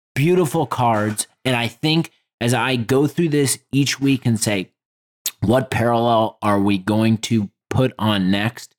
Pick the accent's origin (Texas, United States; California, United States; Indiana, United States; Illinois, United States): Indiana, United States; Indianapolis; nineties kids growing up in Indianapolis